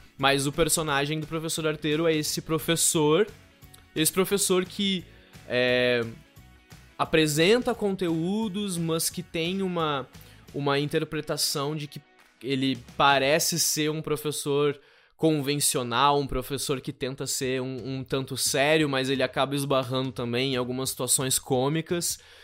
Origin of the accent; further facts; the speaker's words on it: Canguçu, Rio Grande do Sul, Brazil; also born or lived in Pelotas; Na minha cidade natal, que eu sou natural de Canguçu.